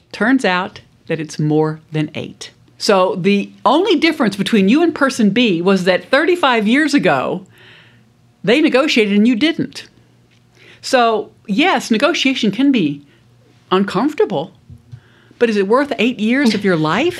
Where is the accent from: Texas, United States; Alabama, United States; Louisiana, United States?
Louisiana, United States; South; I grew up in South Louisiana